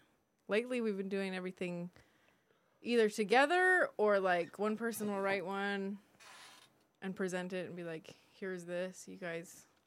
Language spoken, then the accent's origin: English; Temecula, California, United States; from Temecula, our house